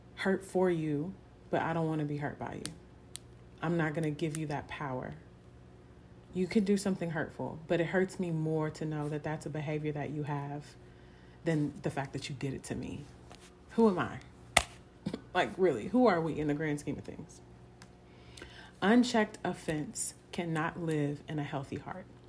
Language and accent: English; Houston, Texas, United States; I'm from Houston, Texas.